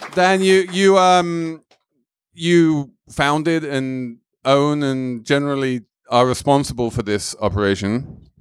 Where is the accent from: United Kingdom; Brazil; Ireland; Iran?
United Kingdom; England; as an Englishman